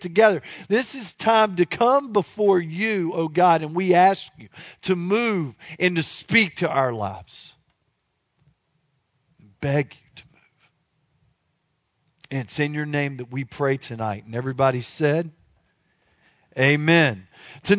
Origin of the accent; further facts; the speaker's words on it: Louisiana, United States; I am from Louisiana